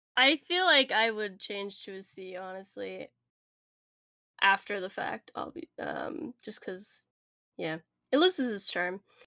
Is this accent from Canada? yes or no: yes; Canada; We're Canadian